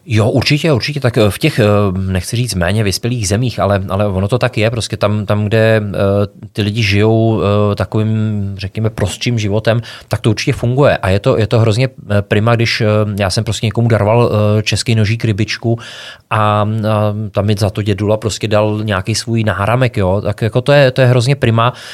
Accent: Krásná Lípa, Ústí nad Labem Region, Czechia; tak já pocházím z Krásný Lípy, což je malinký městečko ve Šluknovském výběžku

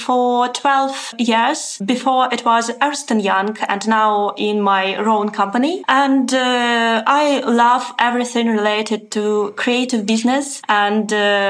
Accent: Saint Petersburg, Russia; moved away as an adult; now in Dubai, United Arab Emirates; originally I'm from St. Petersburg. So I'm used to gray sky and gray ground. But now I'm living in Dubai and I survived my first summer here.

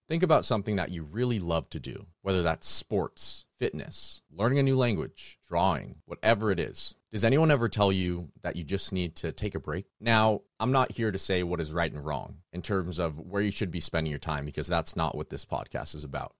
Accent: California, United States; I'm from California

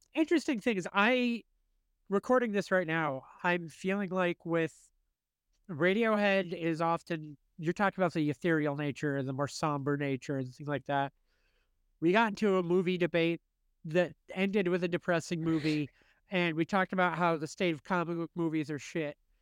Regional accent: United States; as an American

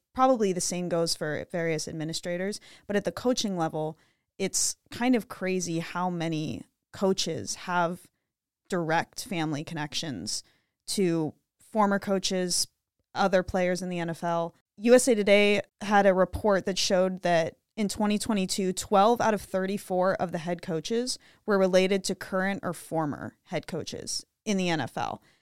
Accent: Pittsburgh, Pennsylvania, United States; I'm from Pittsburgh

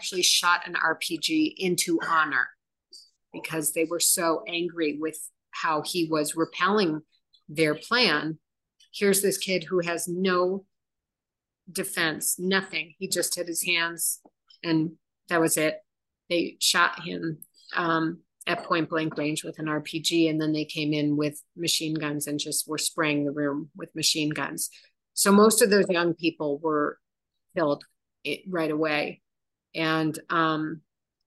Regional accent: United States; also born or lived in Chicago; now in Israel; we're American.

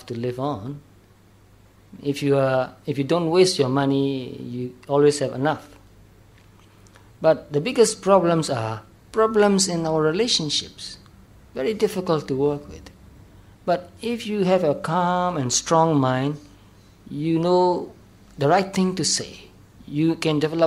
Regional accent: Myanmar; Especially in Myanmar, in our country, there are monasteries and pagodas

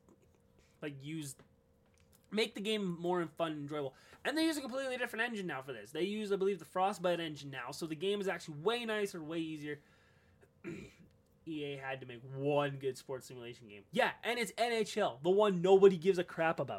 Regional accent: Canada; I'm Canadian

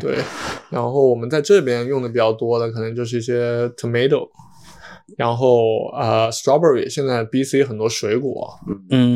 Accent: Hunan, China; born or raised there

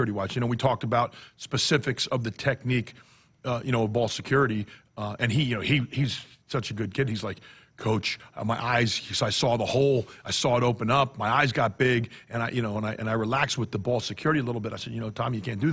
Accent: New Jersey, United States; now in Nebraska, United States; We're both from New Jersey

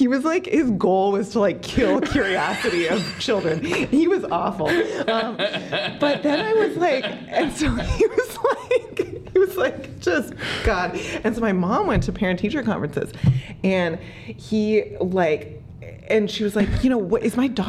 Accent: Minneapolis, Minnesota, United States; now in Boulder, United States; I grew up in Minneapolis, Minnesota, which is a delightful place to grow up.

